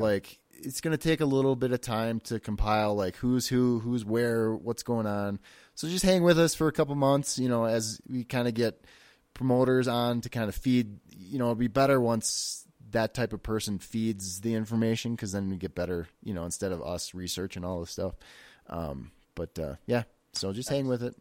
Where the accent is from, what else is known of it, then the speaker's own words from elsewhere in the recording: Wisconsin, United States; moved away; I'm originally from Wisconsin